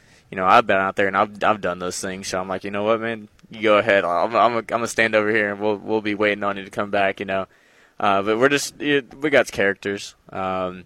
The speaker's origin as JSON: {"language": "English", "town": "Sedalia", "region": "Missouri", "country": "United States", "moved": "yes", "lives_now": "Jonesboro, United States", "said": "I'm from Sedalia, Missouri, up there around Kansas City"}